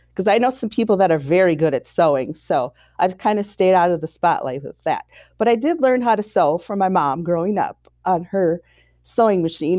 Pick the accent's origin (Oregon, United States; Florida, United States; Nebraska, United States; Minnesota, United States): Minnesota, United States; Saint Paul; I was born and raised in Saint Paul, Minnesota